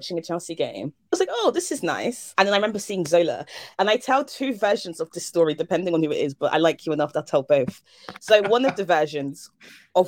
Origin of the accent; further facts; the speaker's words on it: Germany; now in United Kingdom; I came here from Germany, and I was trying to find like ways to connect with like the British, and like I grew up watching football in Germany